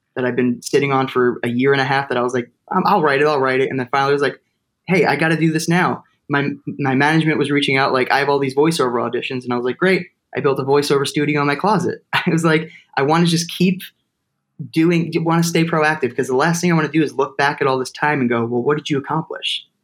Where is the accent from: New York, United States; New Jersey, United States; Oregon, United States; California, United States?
New Jersey, United States; Toms River; my hometown like a place to do theater called Exit 82 Theater Company because I'm from Tom's River